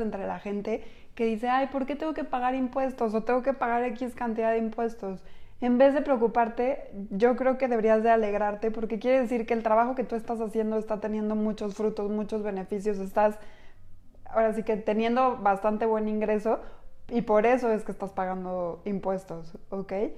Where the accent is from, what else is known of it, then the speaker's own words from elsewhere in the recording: Mexico; como mexicanos responsables